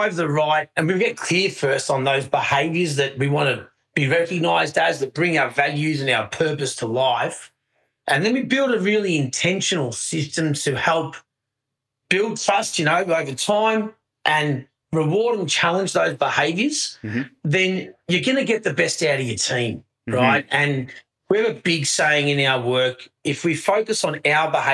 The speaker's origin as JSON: {"language": "English", "country": "Australia", "moved": "as an adult", "said": "I'm an Aussie, but I've been living here actually for on and off for about 22 years now."}